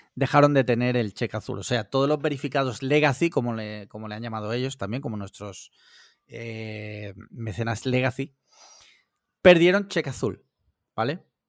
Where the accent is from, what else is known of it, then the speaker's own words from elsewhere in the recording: Spain; sí escucho la COPE porque soy español